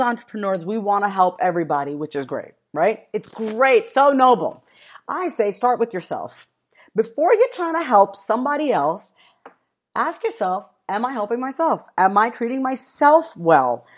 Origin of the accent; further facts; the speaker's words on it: East Coast, United States; I am from the East Coast, so this one East Coast term that we have is word is bond